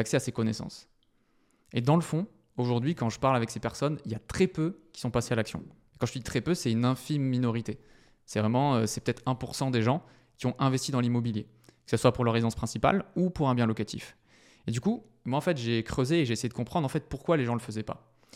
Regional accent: Bordeaux, Nouvelle-Aquitaine, France; moved away as an adult; now in Paris, France; je suis originaire du sud de la France, de Bordeaux plus précisément, où j'ai passé toute mon enfance et aussi mes études. Et ça fait six ans que je vis sur Paris

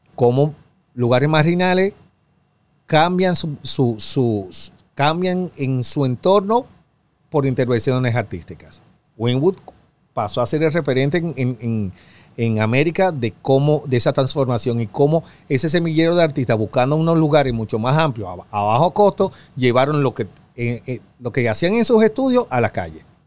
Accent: Dominican Republic; soy yo de República Dominicana

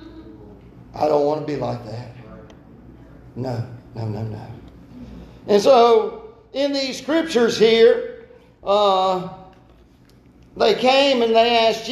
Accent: Brooklyn, United States; born or raised there

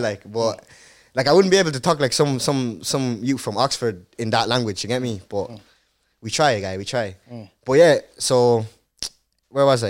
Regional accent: Carlow, Leinster, Ireland; first language Dutch; English is a second language; also born or lived in Rotterdam, Netherlands; growing up in Carlow as a black guy was it was good

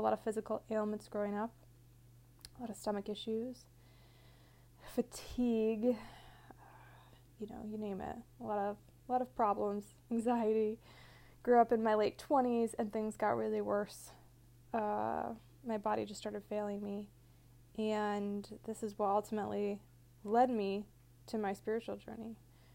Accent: Michigan, United States; moved away; also born or lived in California; I grew up in Michigan

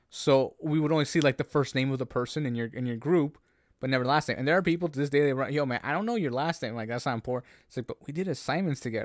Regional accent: Canada; as a Canadian

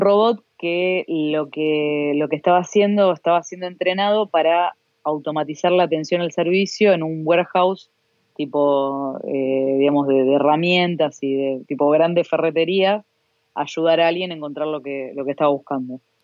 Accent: Argentina

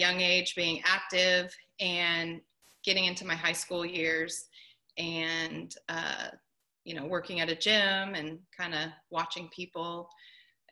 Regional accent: Southern California, United States; I grew up in Southern California.

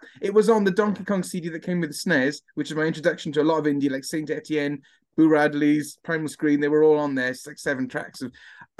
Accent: Swansea, Wales, United Kingdom; Growing up in Swansea in the 90s

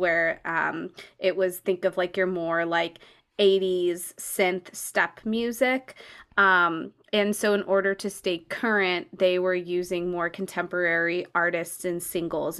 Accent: California, United States; growing up in California

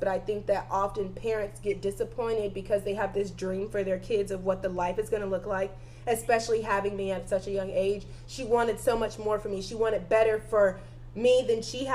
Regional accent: the South, United States; I'm from the South

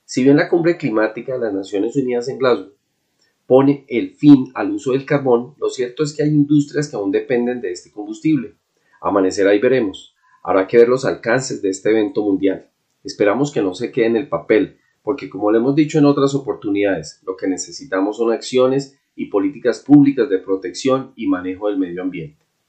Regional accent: Colombia

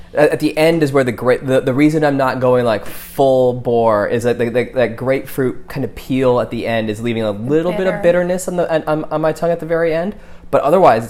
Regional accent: Detroit suburbs, Michigan, United States; moved away; I'm from the Detroit suburbs.

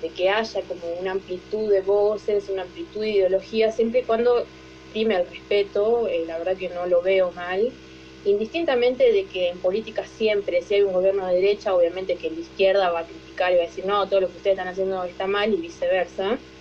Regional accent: Tierra del Fuego, Argentina; soy de Argentina, de Tierra del Fuego, del sur-sur

